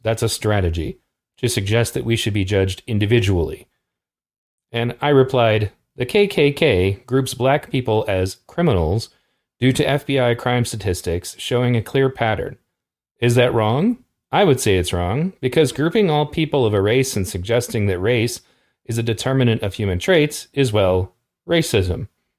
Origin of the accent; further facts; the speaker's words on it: California, United States; I'm from California